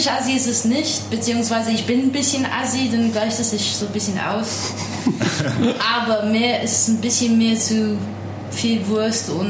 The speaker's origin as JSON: {"language": "German", "region": "London", "country": "United Kingdom", "tie": "born or raised there", "also_born_or_lived": "Portsmouth", "second_language": "German", "moved": "as an adult", "lives_now": "Darmstadt, Germany", "said": "ich bin eigentlich als Kind erwachsen geworden in London oder Outer London und habe in Portsmouth studiert, also alles Südengland."}